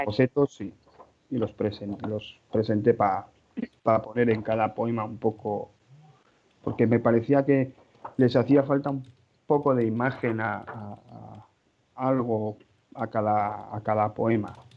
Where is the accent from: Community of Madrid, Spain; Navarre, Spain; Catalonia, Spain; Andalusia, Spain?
Navarre, Spain; Pamplona; soy de Pamplona, casado, con hijos